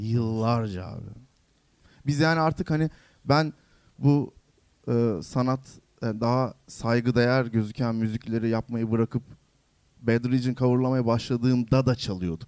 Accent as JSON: {"language": "Turkish", "region": "Yalova", "country": "Turkey", "tie": "born or raised there", "said": "Ben Yalova'da büyüdüm."}